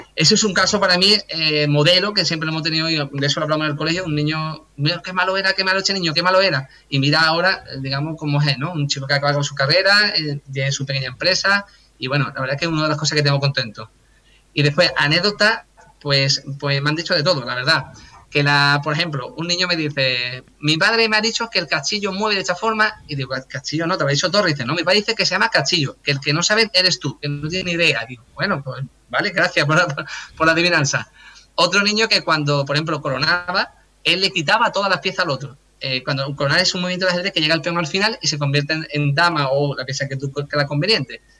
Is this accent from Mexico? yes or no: no; Cádiz, Andalusia, Spain; soy de Cádiz